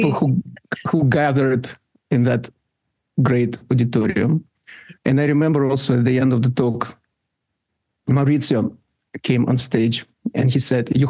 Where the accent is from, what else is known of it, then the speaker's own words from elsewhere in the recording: Russia; English is a second language; when I grew up in the Soviet Union